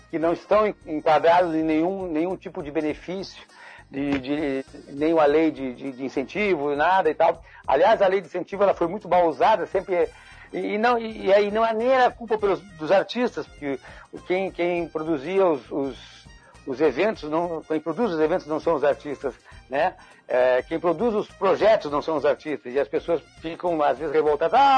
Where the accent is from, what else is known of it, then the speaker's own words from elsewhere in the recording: Rio Grande do Sul, Brazil; nós viemos do Rio Grande do Sul, e aí é, chegamos no Rio de Janeiro, é, tentando fazer teatro